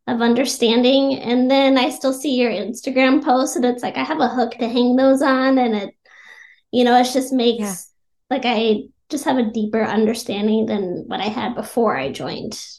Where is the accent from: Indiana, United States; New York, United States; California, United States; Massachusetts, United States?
California, United States; moved away; I was born in California